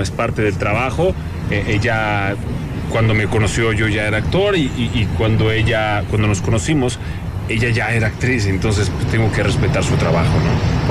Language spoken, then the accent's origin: Spanish; Caçapava do Sul, Rio Grande do Sul, Brazil; now in Mexico; donde nací, en Casapava se llama, hace mucho frío. ¿no? En el sur de Brasil